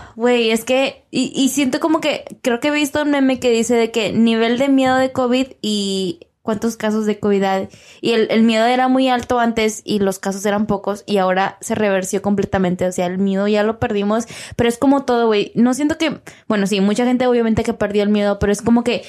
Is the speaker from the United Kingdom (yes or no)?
no; Mexico; now in Texas, United States; Somos mexicanos, pero vivimos en Estados Unidos